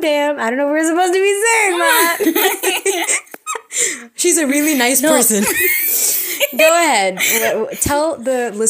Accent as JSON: {"language": "English", "country": "United States", "tie": "born or raised there", "also_born_or_lived": "Secunderabad, India", "said": "I was born in Sikandarabad, okay? Which is a nice city. And after that, I moved to America when I was 6 months old"}